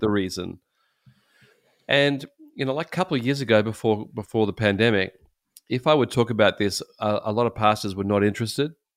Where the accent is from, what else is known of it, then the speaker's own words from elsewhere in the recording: Australia; as an Australian with some, you know, obviously Christian background